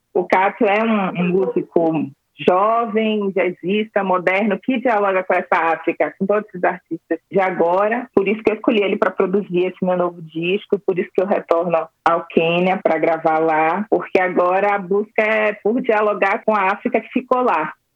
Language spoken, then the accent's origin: Portuguese; Salvador, Bahia, Brazil; Salvador, né, minha terra